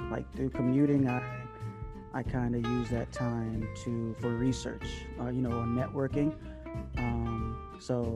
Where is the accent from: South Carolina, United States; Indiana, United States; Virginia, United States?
Virginia, United States; Newport News; my hometown and base is in Newport News